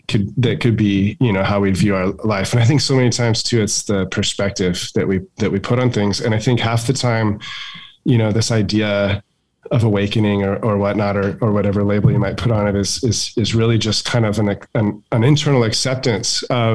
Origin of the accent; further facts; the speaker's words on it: Barstow, California, United States; It's a poor town in Barstow, and didn't have a ton of means, but also had what we needed